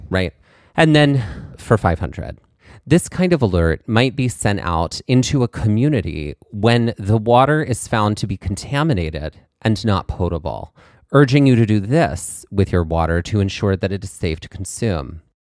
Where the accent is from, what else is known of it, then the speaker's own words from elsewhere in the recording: Mississippi, United States; growing up in Mississippi, it was a lot of country music